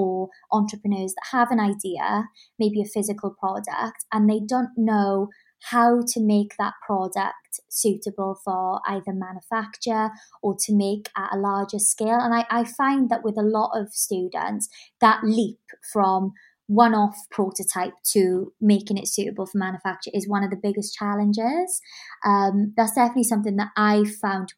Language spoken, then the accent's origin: English; Swansea, Wales, United Kingdom; I'm Welsh. So that's kind of a little nod to like Swansea and like where I come from, my family roots.